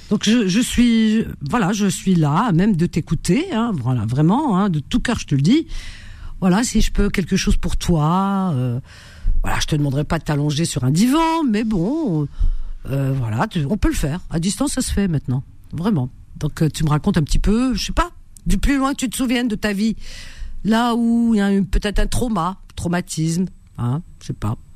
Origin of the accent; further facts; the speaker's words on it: France; moi, je suis né en France.